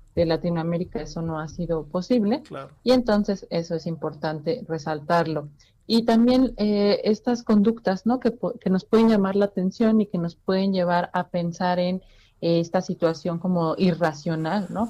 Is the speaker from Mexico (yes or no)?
yes; Mexico; nosotros como mexicanos